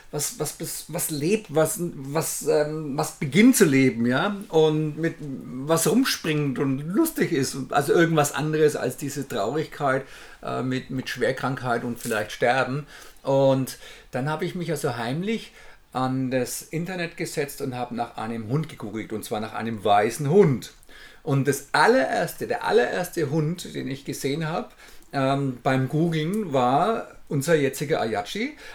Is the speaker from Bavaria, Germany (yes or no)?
yes; Bavaria, Germany; Wir kommen aus Bayern, um Gottes Willen. Und äh, das sind ja 1000 Kilometer eine Richtung